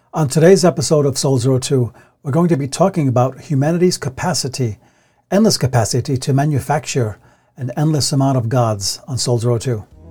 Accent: United States; we live in a Western country where we're American

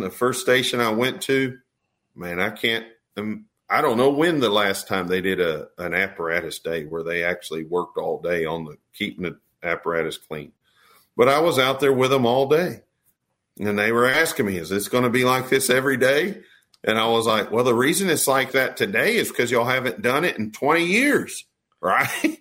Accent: Texas, United States; I'm from Texas

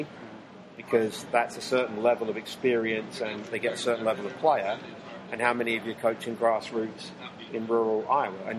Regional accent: England, United Kingdom; moved away as an adult; also born or lived in Wisconsin, United States; now in United States; anybody from my home country of England, played soccer from the age of four up

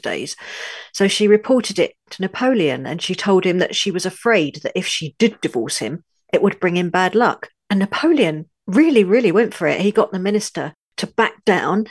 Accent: London, United Kingdom; also born or lived in northern France; now in France; though I was born in London, U K, I now live in a tiny village in the far north of France

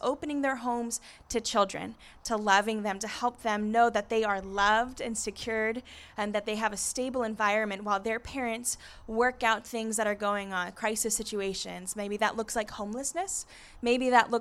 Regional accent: Encinitas, California, United States; now in Escondido, United States; I grew up in Encinitas, so coming to the coast feels like home

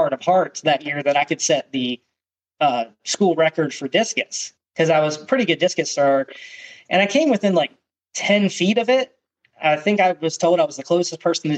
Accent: York, Pennsylvania, United States; moved away; I grew up in York, Pennsylvania, which is, you know, the south of Harrisburg, so kind of close to the Maryland line

